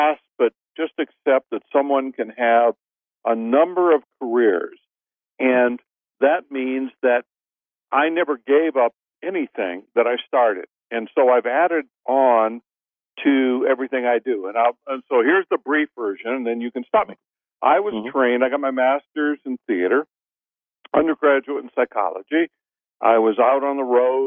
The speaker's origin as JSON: {"language": "English", "region": "Midwest", "country": "United States", "also_born_or_lived": "New York / New Orleans", "moved": "yes", "said": "I'm from the Midwest, very conservative"}